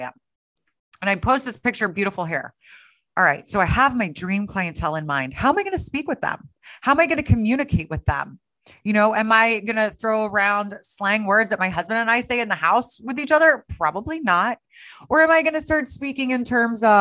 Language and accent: English; Kansas City, Missouri, United States; there's a school in my hometown of Kansas City